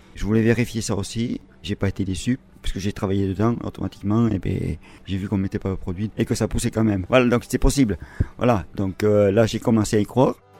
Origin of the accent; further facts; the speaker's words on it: Briscous, Nouvelle-Aquitaine, France; Je suis de Briscos